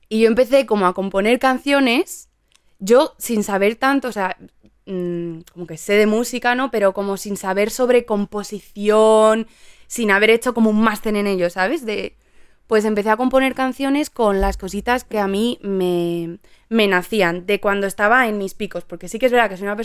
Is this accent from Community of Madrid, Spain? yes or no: yes; Madrid, Community of Madrid, Spain; quizá no tanto si digo que soy de Madrid, pues, pues sí, bueno, pues soy de Carabanchel.